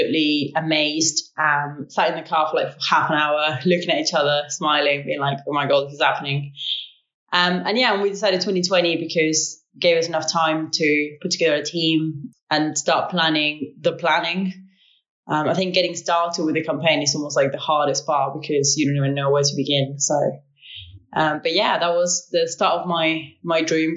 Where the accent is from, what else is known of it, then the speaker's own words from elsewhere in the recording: Uruguay; moved away as an adult; now in Bristol, United Kingdom; I am originally from Uruguay